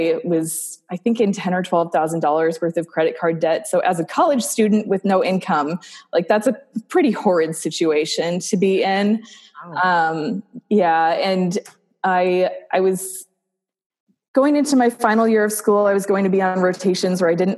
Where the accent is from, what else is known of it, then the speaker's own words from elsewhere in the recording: South Dakota, United States; also born or lived in Nebraska; I grew up in South Dakota. So I'm a Midwest girl through and through, born in South Dakota.